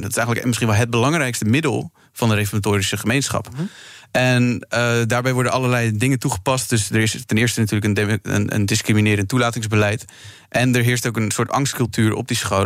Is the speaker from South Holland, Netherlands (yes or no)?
yes; Krimpen aan den IJssel, South Holland, Netherlands; ik kom zelf ook uit Krimp aan de IJssel, ook uit een reformatorische achtergrond.